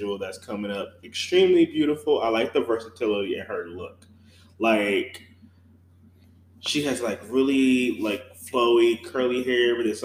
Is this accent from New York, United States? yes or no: no; Detroit, Michigan, United States; I'm from Detroit